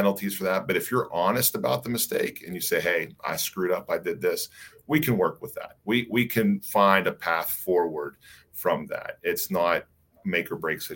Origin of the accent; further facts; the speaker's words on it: West Virginia, United States; I'm from West Virginia, so I'm a West Virginia guy